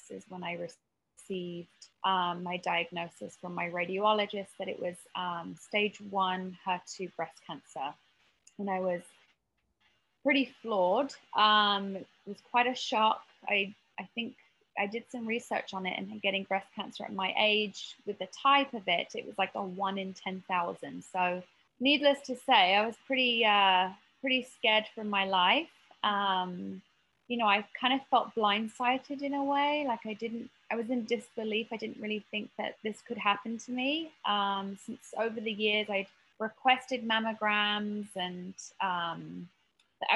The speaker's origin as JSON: {"language": "English", "country": "United Kingdom", "tie": "born or raised there", "also_born_or_lived": "Marina Del Rey, United States", "moved": "as an adult", "lives_now": "United States", "said": "I grew up just outside of London"}